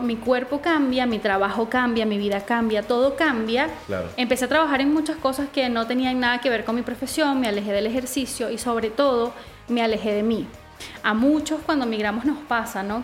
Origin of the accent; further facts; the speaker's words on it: Venezuela; moved away as an adult; now in Chile; soy venezolana, eh, viví 21 años en Venezuela y cuando decidí emigrar a Chile